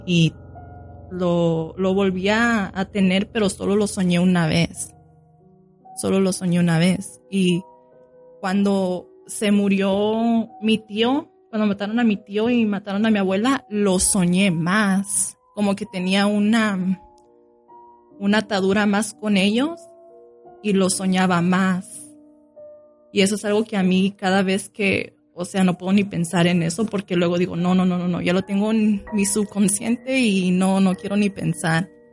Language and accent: Spanish; Sinaloa, Mexico; con la gente que yo fui criada, yo, nosotros somos de Sinaloa, Mazatlán, Culiacán